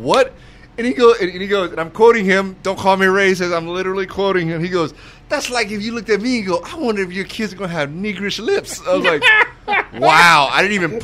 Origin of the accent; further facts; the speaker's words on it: Texas, United States; moved away; also born or lived in Michigan; And I grew up in Texas. I was born there.